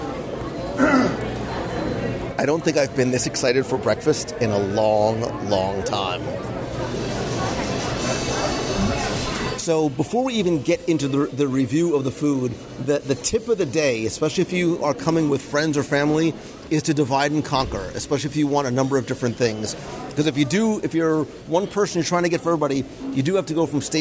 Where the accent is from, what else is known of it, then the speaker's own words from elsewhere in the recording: New Jersey, United States; growing up in Jersey